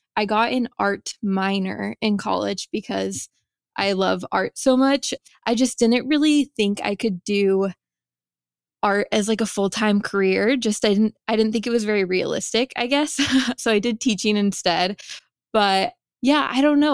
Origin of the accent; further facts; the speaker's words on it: Vancouver, Washington, United States; also born or lived in Seattle, Washington; I am from Vancouver, Washington